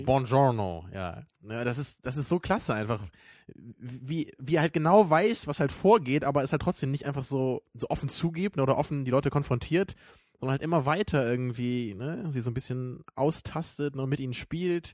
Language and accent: German; Germany; weil ich eben als Deutscher